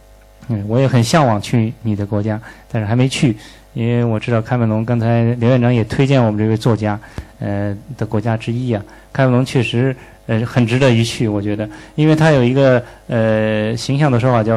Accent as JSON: {"language": "Chinese", "country": "China", "said": "我们中国人的这个王道的这个思想，就是天下归往为王"}